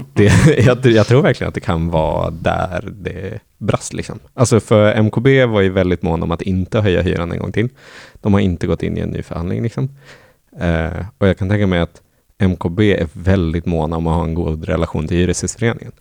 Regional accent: Norrland, Sweden; moved away; jag som är från Norrland

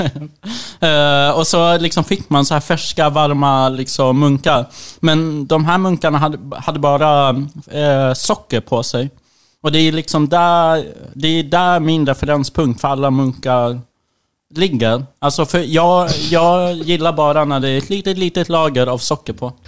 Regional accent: Umeå, Västerbotten County, Sweden; växte jag upp i Umeå

